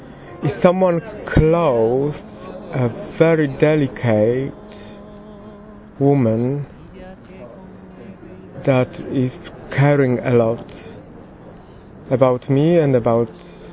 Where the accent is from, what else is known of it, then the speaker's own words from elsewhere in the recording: Poland; I'm originally from Poland.